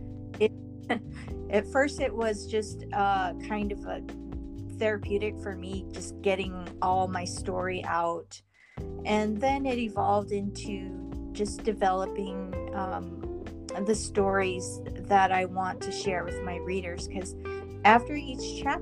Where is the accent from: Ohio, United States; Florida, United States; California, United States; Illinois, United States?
California, United States; I'm from California